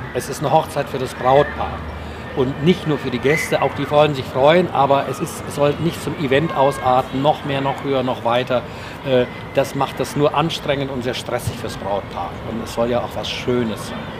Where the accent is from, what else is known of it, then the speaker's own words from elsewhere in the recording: Oberstdorf, Bavaria, Germany; moved away; Ge geboren hier in Oberstdorf